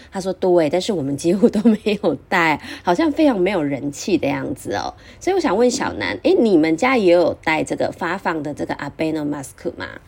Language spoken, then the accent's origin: Chinese; Taiwan; 我们台湾这边